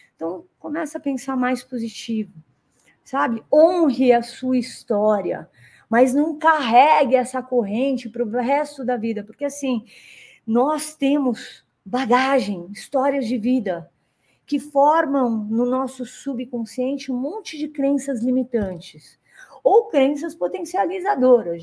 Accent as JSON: {"language": "Portuguese", "country": "Brazil", "also_born_or_lived": "United States", "moved": "as an adult", "said": "mesmo sendo brasileira"}